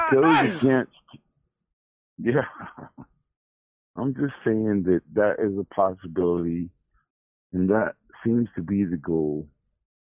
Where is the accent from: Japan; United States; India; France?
United States; Houston, Texas; where I grew up in Houston